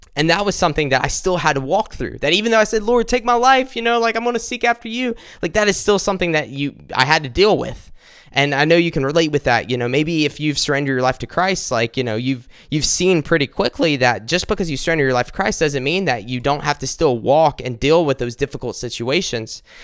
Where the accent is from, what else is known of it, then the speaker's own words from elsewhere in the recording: South Carolina, United States; I'm from South Carolina